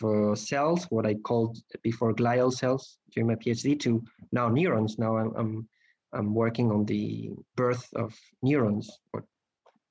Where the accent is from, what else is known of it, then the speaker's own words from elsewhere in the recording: Spain; moved away as an adult; now in Barcelona, Spain; I moved to Barcelona to try out Spain as my home country as to work